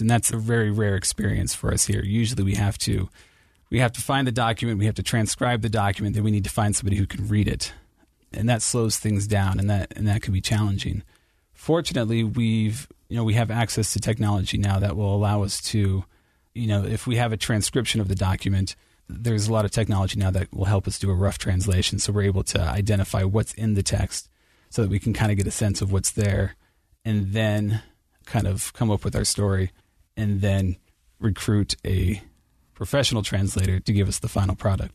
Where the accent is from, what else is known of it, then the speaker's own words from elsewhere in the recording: Cincinnati, Ohio, United States; moved away as an adult; now in Utah, United States; I'm from Cincinnati, Ohio